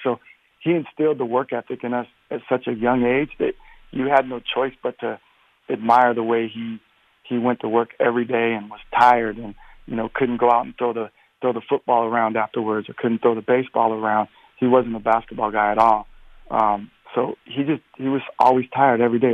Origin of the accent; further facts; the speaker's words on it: Portland, Oregon, United States; I'm from Portland